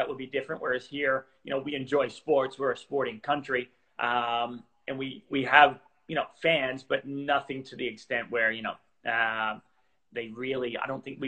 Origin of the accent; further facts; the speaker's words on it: Gatton, Queensland, Australia; moved away; also born or lived in United States / Portugal; Yeah, so born in the States. And then I grew up in Australia mainly. When I was younger, and I grew up actually in kind of like a rural area of Australia called Gatton in Queensland